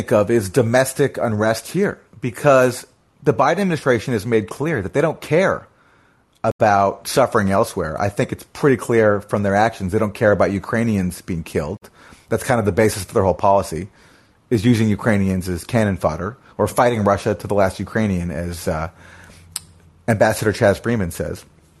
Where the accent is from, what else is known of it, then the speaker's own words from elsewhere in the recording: Canada; I'm also, you know, a foreigner too. I came from Canada, and, you know, not that Canada is like so great